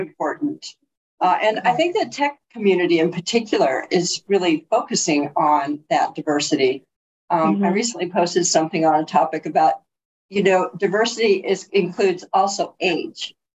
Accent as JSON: {"language": "English", "town": "Bloomington", "region": "California", "country": "United States", "tie": "born or raised there", "said": "I was raised in San Bernardino"}